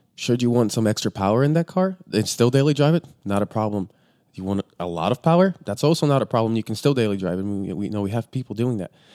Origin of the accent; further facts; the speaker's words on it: Bulgaria; now in Los Angeles, United States; we're originally from Bulgaria